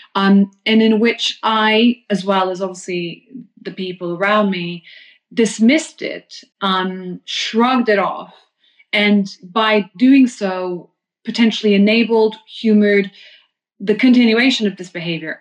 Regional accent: London, United Kingdom; as a Londoner

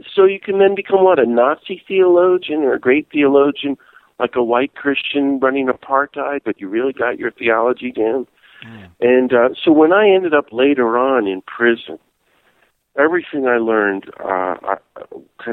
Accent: North Carolina, United States; moved away; also born or lived in Washington, D.C. / California / El Salvador; I was born and raised in North Carolina, but then we moved to D.C.

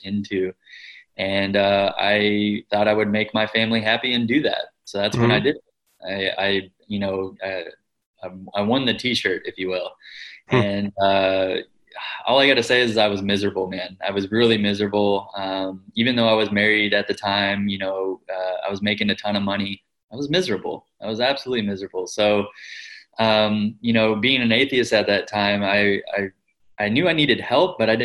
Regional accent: Kentucky, United States; also born or lived in California; I grew up in the United States, mm-hmm. predominantly in Kentucky, which is a part of the Bible Belt there

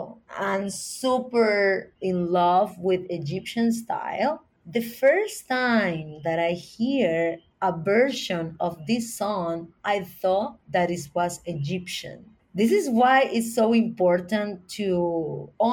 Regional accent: Puerto Rico; my perspective as an American or Puerto Rican from a small island

